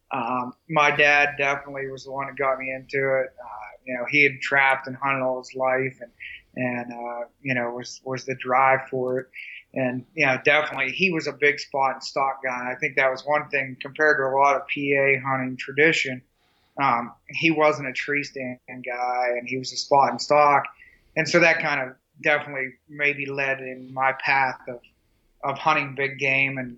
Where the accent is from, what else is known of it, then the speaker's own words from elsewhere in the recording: Pennsylvania, United States; Yeah, yeah. I'm from Pennsylvania, and obviously, you know, most know Pennsylvania has a huge hunting tradition.